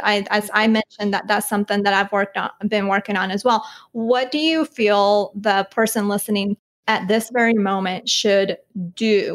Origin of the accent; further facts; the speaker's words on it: Colombia; I'm from Colombia